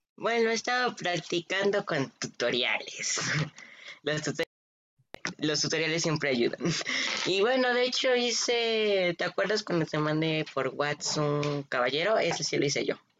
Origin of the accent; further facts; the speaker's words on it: Mexico; soy de México